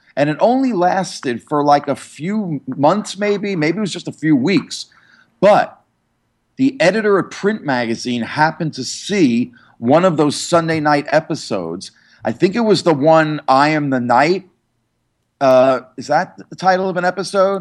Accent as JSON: {"language": "English", "area": "New York area", "region": "New Jersey", "country": "United States", "tie": "born or raised there", "said": "I grew up in the New York area, New Jersey"}